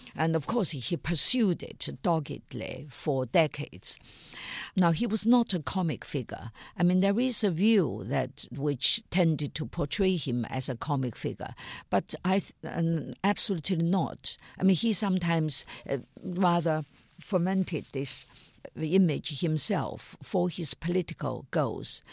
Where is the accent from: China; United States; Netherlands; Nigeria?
China; my time growing up in China in the nineteen fifties and sixties and seventies